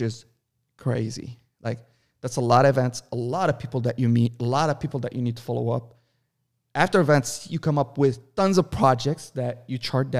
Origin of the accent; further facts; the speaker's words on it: Lebanon; also born or lived in Saudi Arabia; I was born in Saudi Arabia, but I lived all my life in Lebanon on the coast, and I know how to swim.